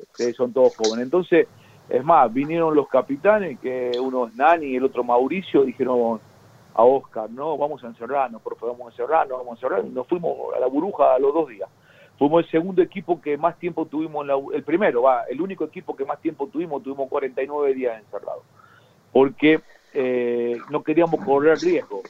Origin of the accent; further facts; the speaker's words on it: Corral de Bustos, Córdoba, Argentina; moved away; a mi pueblo, yo soy de Corral de Bustos